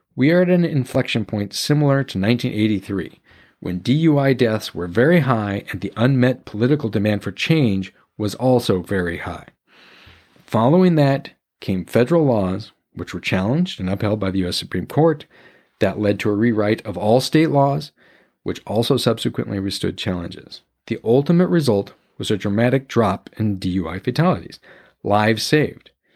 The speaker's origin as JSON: {"language": "English", "region": "North Idaho", "country": "United States", "tie": "born or raised there", "said": "I grew up in North Idaho, right on the border with Washington, eastern Washington state."}